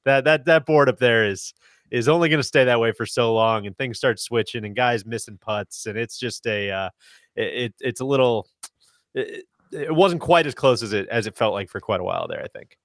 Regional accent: United States; as an American

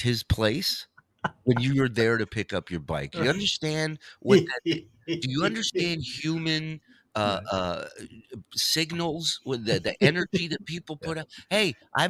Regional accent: Los Angeles, California, United States; I grew up in Canoga Park. It was a shithole when I was growing up there.

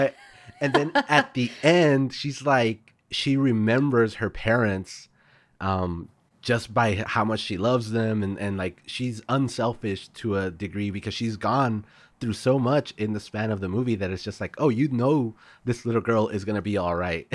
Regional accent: El Paso, Texas, United States; El Paso was where I grew up

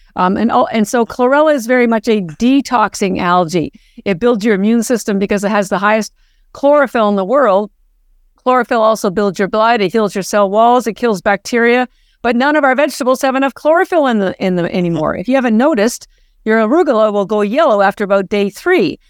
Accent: Canada; moved away as an adult; now in Boston, United States; we're both Canadian

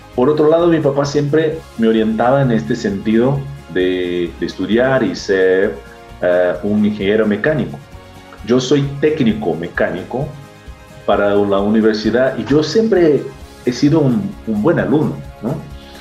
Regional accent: Osasco, São Paulo, Brazil; moved away; yo soy brasileño, eh, nací en una ciudad cerquita de San Paulo, que es Osasco

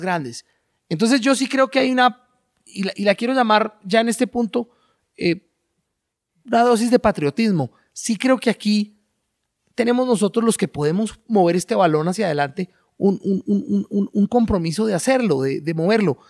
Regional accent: Colombia

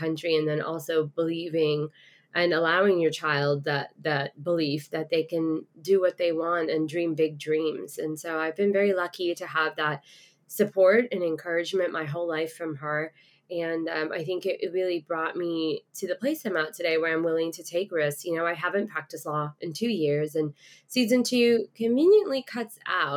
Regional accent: Houston, Texas, United States; accent: Texas drawl; also born or lived in London / Dubai; I was born in London and grew up in Dubai as a child, and then I moved to the States when I was about 8. I've lived in Houston, Texas, mainly since then. So I've got a little bit of the Texas draw, a little bit of y'all

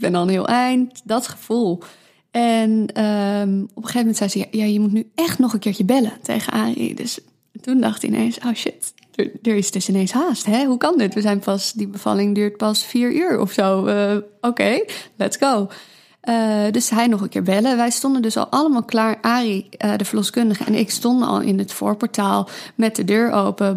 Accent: Amsterdam, North Holland, Netherlands; ik ben opgegroeid in Amsterdam, hier ook geboren

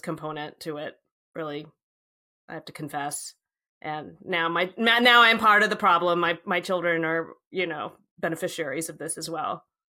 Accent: Virginia, United States; my sister and I, our, all our friend, we grew up in Virginia

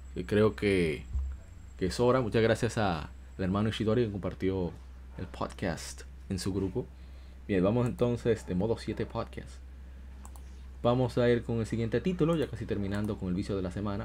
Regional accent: Dominican Republic; aquí decimos galletas en mi país, en República Dominicana

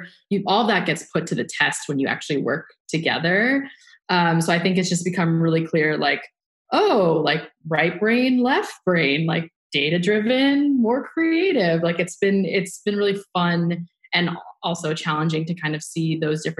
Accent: United States; grilled cheese was something we ate growing up as first generation Vietnamese Americans

